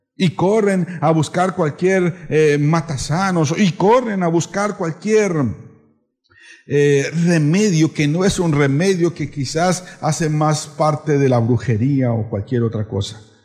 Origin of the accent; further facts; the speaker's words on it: Colombia; now in San Cristóbal, Ecuador; Yo soy colombiano